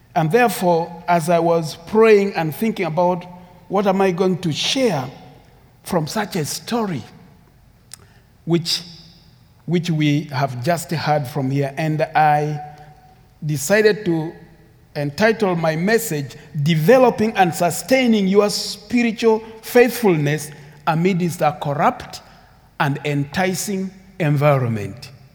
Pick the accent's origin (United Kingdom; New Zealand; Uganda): Uganda; English is a second language; also born or lived in Sudan; My background is Sudanese, but I grew up in Uganda